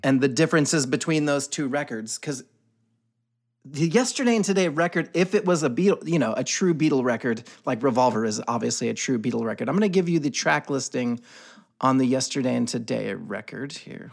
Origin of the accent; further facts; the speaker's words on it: the South, United States; my growing up in the South.